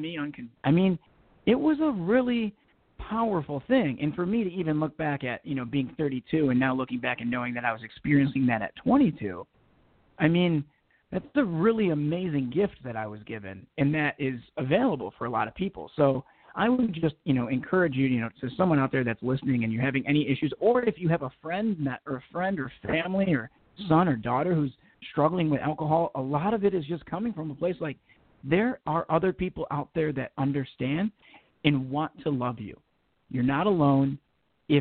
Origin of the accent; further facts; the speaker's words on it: Detroit, Michigan, United States; now in Los Angeles, United States; I'm born and raised in, you know, just outside of Southwest Detroit, about 10 minutes from downtown Detroit in Michigan.